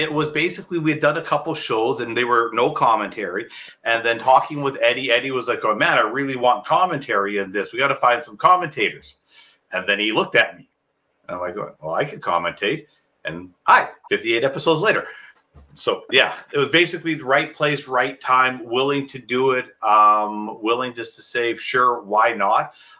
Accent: Calgary, Alberta, Canada; I'm from Calgary, so, you know, I grew up watching Stampede.

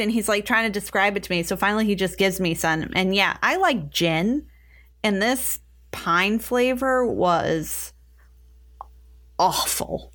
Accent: United States; We're American

